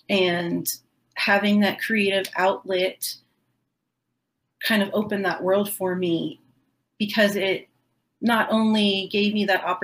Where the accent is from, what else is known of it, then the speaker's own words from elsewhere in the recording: Florida, United States; I grew up in Southwest Florida, so um, we don't even have a strong southern accent down here.